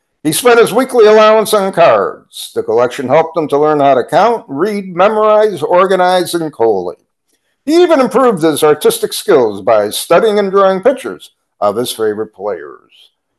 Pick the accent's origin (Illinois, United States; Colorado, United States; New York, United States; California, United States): Colorado, United States; We hail from Southwest Colorado.